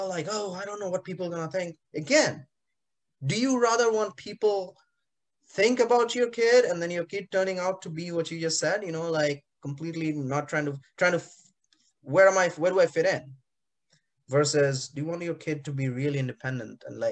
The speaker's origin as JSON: {"language": "English", "country": "India", "tie": "born or raised there", "moved": "yes", "said": "growing up in India in the 80s and 90s"}